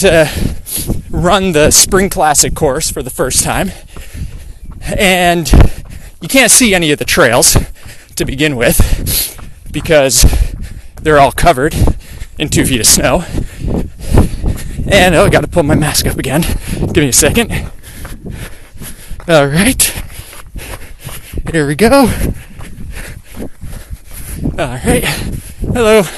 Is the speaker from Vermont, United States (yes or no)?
yes; Stowe, Vermont, United States; I grew up in Vermont playing hockey at a rink